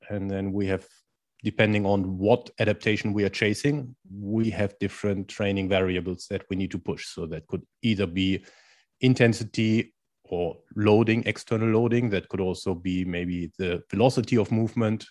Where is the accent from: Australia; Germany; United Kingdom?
Germany; accent: German; English is a second language; moved away as an adult; also born or lived in India / Spain / China; now in Netherlands; I'm originally from Germany, which is probably easy to hear from my accent